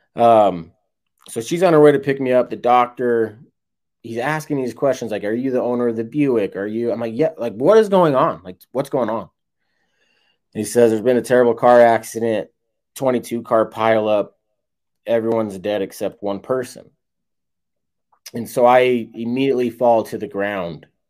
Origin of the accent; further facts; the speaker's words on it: West Jordan, Utah, United States; now in St. George, United States; I'm from Utah